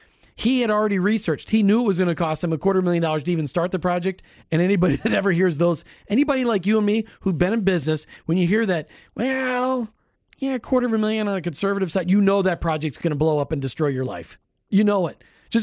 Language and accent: English; Minnesota, United States; I grew up in Minnesota